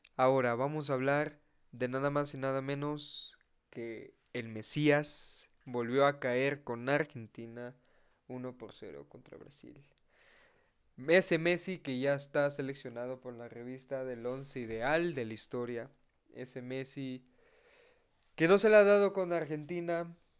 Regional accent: Veracruz, Mexico; soy jarocho

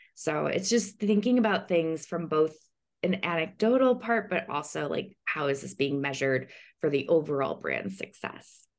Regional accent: Chicago, Illinois, United States; now in Los Angeles, United States; I am originally from Chicago, but I'm now based in Los Angeles

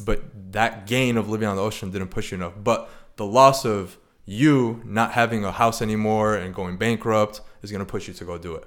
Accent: Chicago, Illinois, United States; moved away as an adult; also born or lived in Arizona; now in San Diego, United States; I'm originally from Chicago.

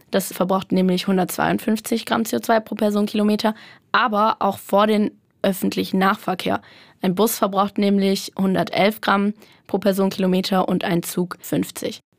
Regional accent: Würzburg, Bavaria, Germany; Ja, ich komme aus Würzburg. Direkt.

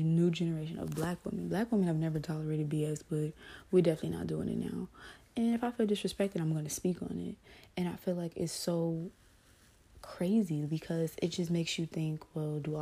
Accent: Los Angeles, California, United States; I grew up in Watts, California

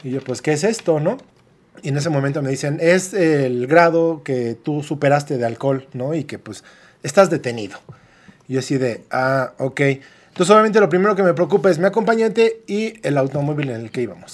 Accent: Mexico; como buenos mexicanos

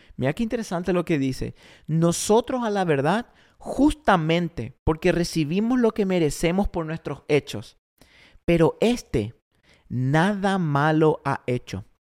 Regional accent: Paraguay; moved away as an adult; also born or lived in Argentina; now in Oklahoma City, United States; yo soy argentino criado en Paraguay

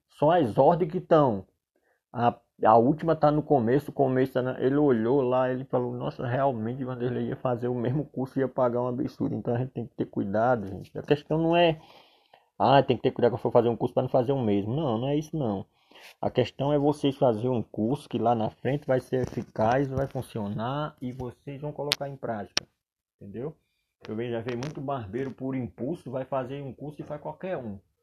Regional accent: Solânea, Paraíba, Brazil; also born or lived in João Pessoa, Paraíba / São Paulo; sou natural de Solânia, Paraíba

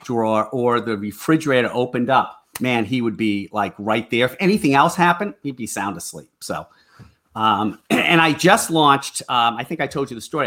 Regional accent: Boston, Massachusetts, United States; growing up in the Boston area

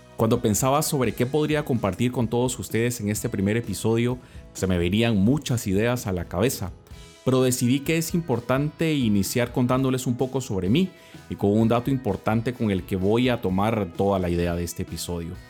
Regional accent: Guatemala; moved away; soy fraile dominico y soy de Guatemala

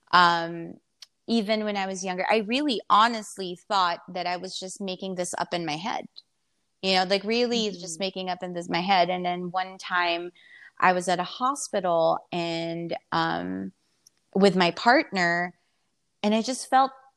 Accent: Philippines; moved away; also born or lived in United States / Vietnam; I was born and raised in the Philippines, so I'm Filipino, but I've been I've been in and out in America since 2000, and I even lived in Vietnam

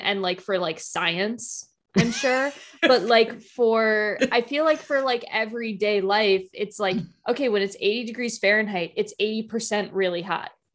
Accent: United States; being like an American

